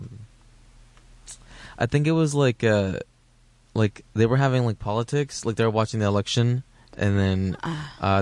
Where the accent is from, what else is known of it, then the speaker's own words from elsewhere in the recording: Houston, Texas, United States; also born or lived in Alief / Sugar Land; I'm from Southwest Houston. I don't know where, like near Sharpstown. I lived there till I was 18